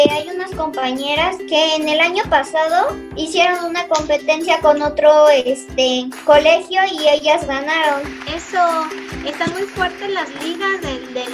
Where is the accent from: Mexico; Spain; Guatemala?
Mexico; Tampico, Tamaulipas; moved away; El primero es un equipo de donde yo vengo que se llama Tampico Madero.